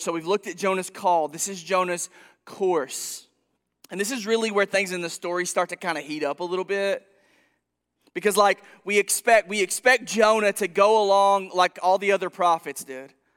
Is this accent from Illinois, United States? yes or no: no; Princeton, Kentucky, United States; moved away as an adult; also born or lived in Arizona; now in Paducah, United States; I'm from Princeton originally